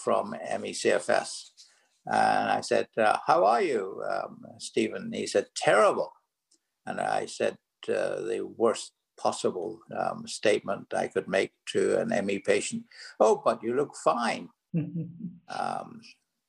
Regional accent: Belfast, Northern Ireland, United Kingdom; moved away as an adult; also born or lived in California; now in New York, United States; As you can hear from my accent, I'm originally from Belfast, Northern Ireland

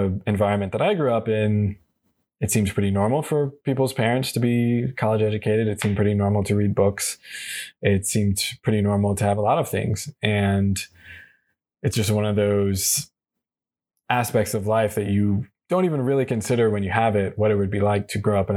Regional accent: United States; being an American

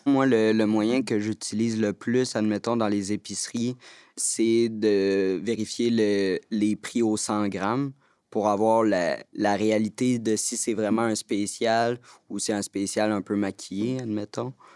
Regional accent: Montreal, Quebec, Canada; Je viens de Montréal

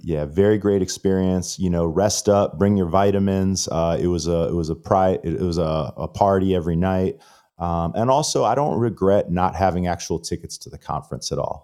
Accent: Florida, United States; I'm from Florida

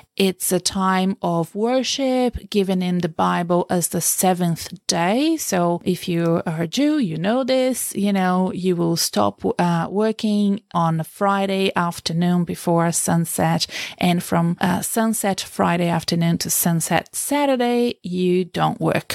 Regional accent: Brazil; now in Australia; I come from Brazil

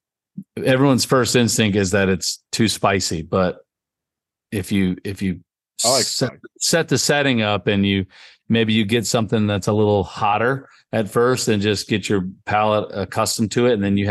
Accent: Virginia, United States; I'm from Virginia. Like you, I worked hard to get this accent just to sound kind of like a country bumpkin.

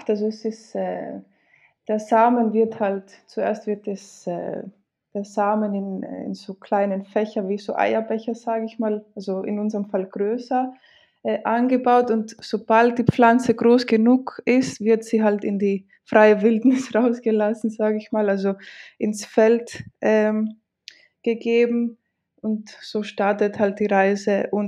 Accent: Greece; first language Greek; Äh, ich bin in Griechenland tatsächlich aufgewachsen und geboren. Ähm, und also mein Griechisch und mein Deutsch sind meine

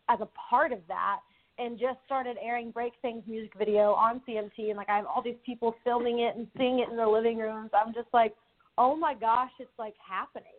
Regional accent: Newcastle, Oklahoma, United States; moved away; went back to my hometown of Newcastle, Oklahoma

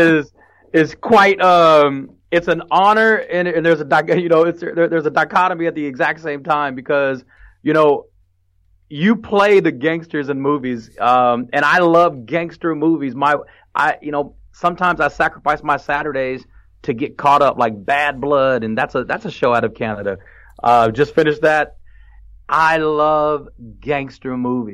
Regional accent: Fort Worth, Texas, United States; also born or lived in San Jose, California; when I was growing up in Fort Worth

